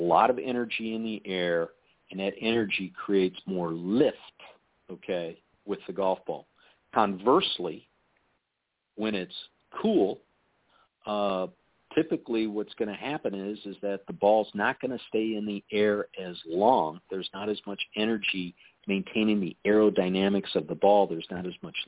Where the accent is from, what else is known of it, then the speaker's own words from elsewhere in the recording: Chicago, Illinois, United States; moved away; also born or lived in Colorado; I grew up in Chicago